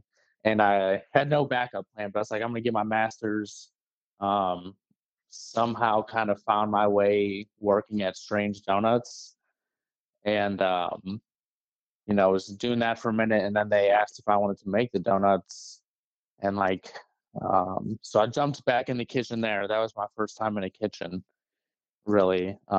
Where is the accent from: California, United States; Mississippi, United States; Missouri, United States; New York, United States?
Missouri, United States; St. Charles; So I'm from St. Charles. Okay. And I grew up there, and then I went to Mizzou